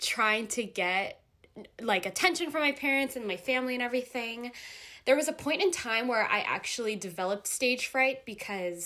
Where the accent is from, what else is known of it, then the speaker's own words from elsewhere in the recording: Jersey Shore, New Jersey, United States; I'm from the Jersey Shore